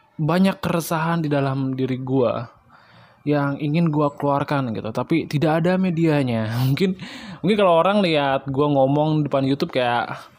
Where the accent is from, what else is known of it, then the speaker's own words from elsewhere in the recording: Bali, Indonesia; asal gue dari Bali